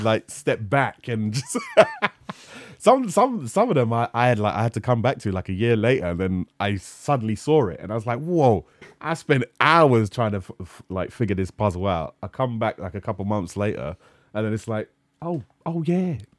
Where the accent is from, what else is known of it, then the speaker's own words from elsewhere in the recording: London, United Kingdom; I grew up in North London